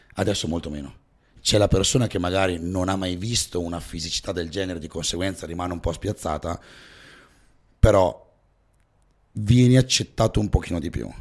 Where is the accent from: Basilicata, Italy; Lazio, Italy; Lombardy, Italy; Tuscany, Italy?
Lombardy, Italy; Val Camonica; io sono della Valle Camonica